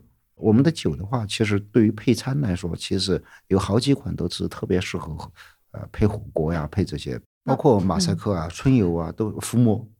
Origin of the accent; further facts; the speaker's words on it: Sichuan, China; 其实就是我们四川人对于生活的这种